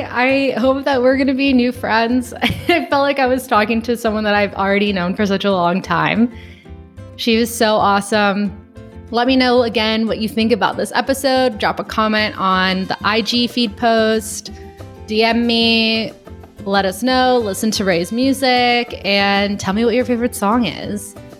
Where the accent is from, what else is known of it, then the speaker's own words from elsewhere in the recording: Gardena, California, United States; born there; I was born in Gardena. Yeah, I was born in Gardena, California. So like my family is in LA.